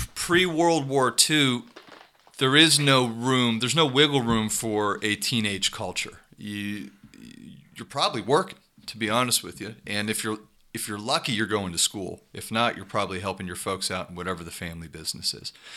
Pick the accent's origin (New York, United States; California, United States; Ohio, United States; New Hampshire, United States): Ohio, United States; Youngstown; where I grew up in Youngstown